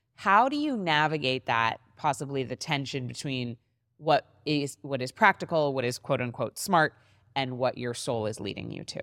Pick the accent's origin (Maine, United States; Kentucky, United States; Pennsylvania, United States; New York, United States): Maine, United States; now in Miami, United States; my hometown in Maine, where I was living